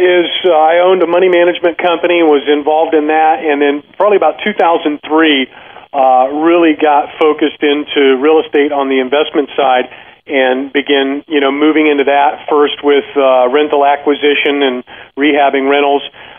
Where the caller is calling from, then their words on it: Tampa, Florida, United States; I'm right outside of Tampa, so okay. Sunny Florida.